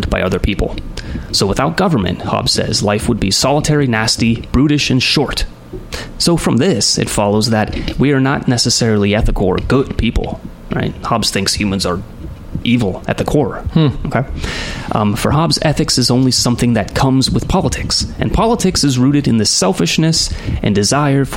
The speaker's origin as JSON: {"language": "English", "country": "United States", "tie": "born or raised there", "said": "I grew up in the United States of America all my life."}